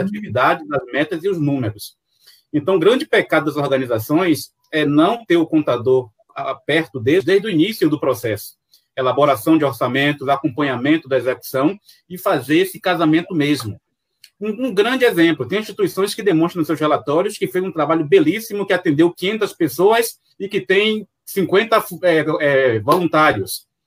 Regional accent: Salvador, Bahia, Brazil; accent: baiano; sou de Salvador, Bahia

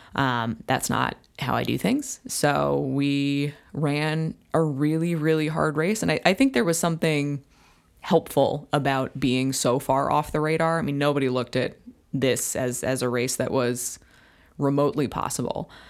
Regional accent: Whitehouse, New Jersey, United States; now in Royal Oak, United States; I grew up, uh, in White House, New Jersey.

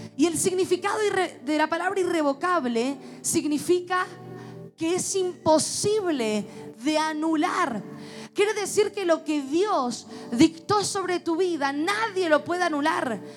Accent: Mendoza, Argentina; como buen mendocino

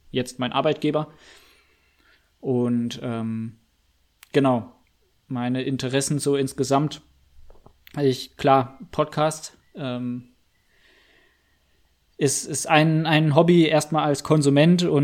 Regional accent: Freiburg, Baden-Württemberg, Germany; Ja, ich bin 23, 97er Baujahr. Ähm, komme ursprünglich mal aus Freiburg. Ähm, ja, war dort ähm, im Prinzip inklusive Abitur dann komplett, äh, habe ich dort gelebt

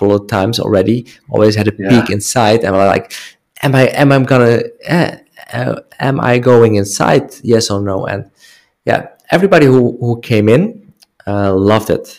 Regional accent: Netherlands; English is a second language; moved away; I'm from the Netherlands

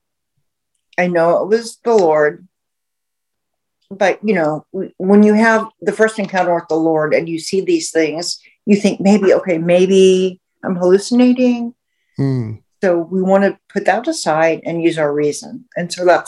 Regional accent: Houston, Texas, United States; I grew up in the South. I grew up in Houston

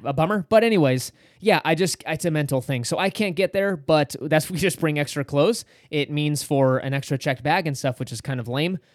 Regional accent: California, United States; We're from California

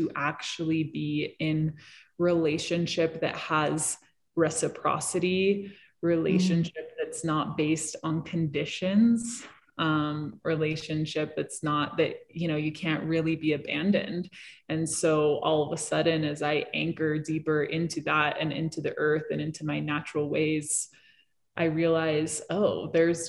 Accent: Hong Kong; also born or lived in New York City; now in Colorado, United States; I grew up in cities. I grew up in Hong Kong.

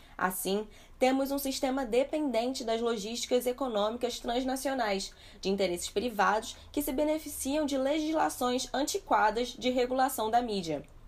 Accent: Brazil; como brasileiros e pesquisadores

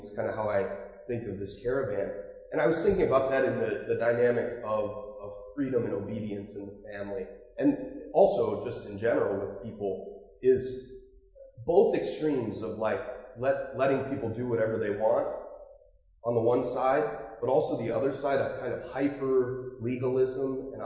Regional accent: Marblehead, Ohio, United States; I grew up near Marblehead, and there's a little gated community called Lakeside

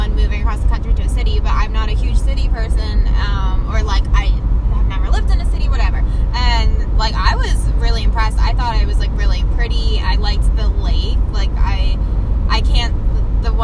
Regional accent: Pennsylvania, United States; we're both from Pennsylvania

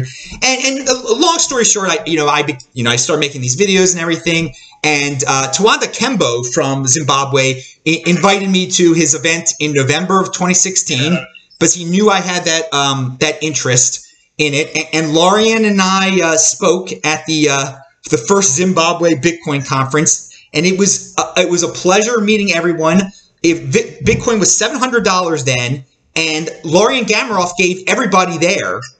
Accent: Baltimore, Maryland, United States; I'm from Baltimore, Maryland in, in the United States

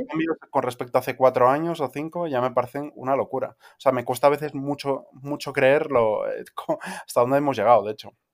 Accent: Vigo, Galicia, Spain; donde crecí en Vigo

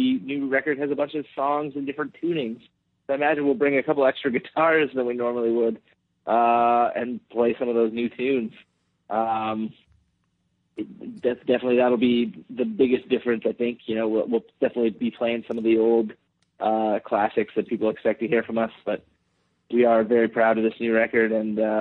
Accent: Canada; we are both Canadian

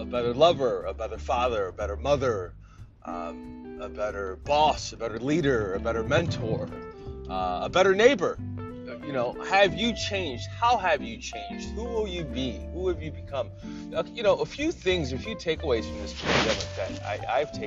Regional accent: Ohio, United States; born or raised there; moved away

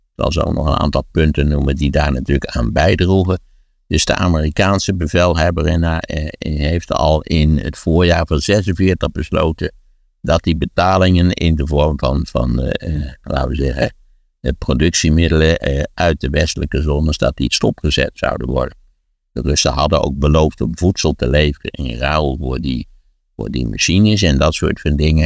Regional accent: Wageningen, Gelderland, Netherlands; in Wageningen, waar ik ben opgegroeid

